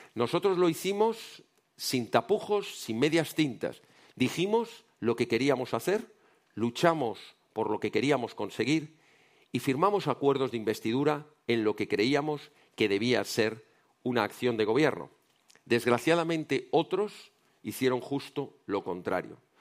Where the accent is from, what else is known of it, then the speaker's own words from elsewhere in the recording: Spain; como españoles